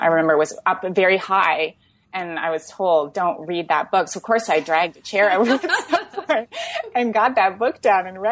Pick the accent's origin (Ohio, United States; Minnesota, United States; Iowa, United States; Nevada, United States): Iowa, United States; Iowa City; I grew up in Iowa City, and my parents had been graduate students at UI and then settled in the area